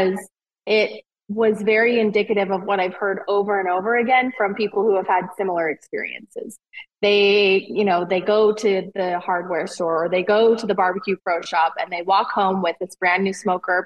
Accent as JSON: {"language": "English", "region": "Utah", "country": "United States", "said": "both of us grew up with meals occasionally cooked on the grill, but we're from Utah"}